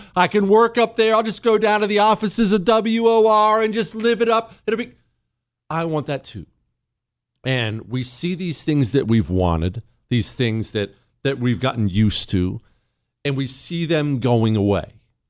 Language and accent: English; Toronto, Ohio, United States; also born or lived in Steubenville / Montana; You know, I was born in Ohio, Toronto, Ohio. Actually, born in Steubenville, but we lived in Toronto, Ohio, tiny little town.